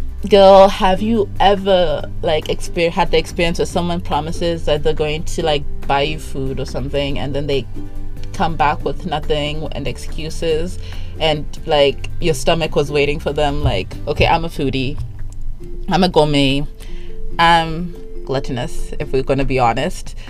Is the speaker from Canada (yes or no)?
no; Zimbabwe; I'm from Zimbabwe, which is like the third world country of third world countries